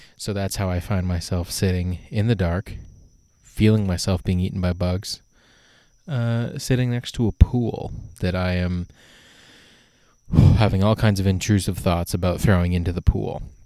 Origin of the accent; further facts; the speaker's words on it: Canada; I'm Canadian